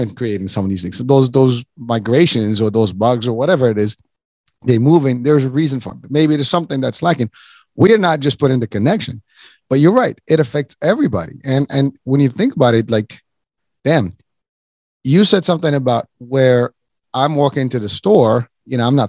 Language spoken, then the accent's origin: English; Morocco; moved away; I'm originally from Morocco